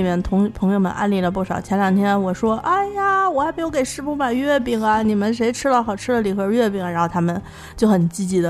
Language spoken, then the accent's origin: Chinese; Haidian, Beijing, China; accent: Haidian; 可能我们海淀的口音就不是特别像。